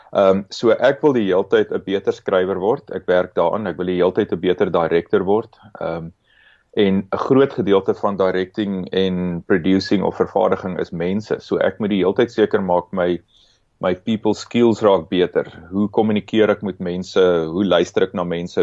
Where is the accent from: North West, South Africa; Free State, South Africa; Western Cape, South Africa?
Free State, South Africa; now in Cape Town, South Africa; ek en jy kom albei uit die Vrystaat uit. Ons is albei trots Afrikaners, maar nie een van ons bly meer in die Vrystaat nie